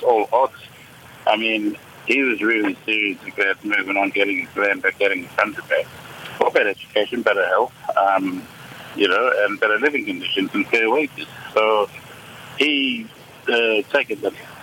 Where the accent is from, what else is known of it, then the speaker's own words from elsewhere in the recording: Kalkaringi, Northern Territory, Australia; I'm from Kalkurungi. I'm a Gurindji man